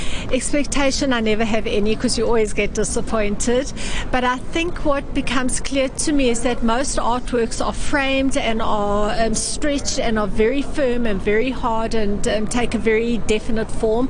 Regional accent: South Africa; I come from South Africa

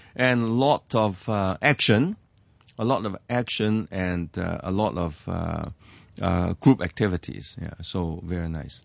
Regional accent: Hong Kong; English is a second language; I was born in Hong Kong. I, I grew up in Hong Kong.

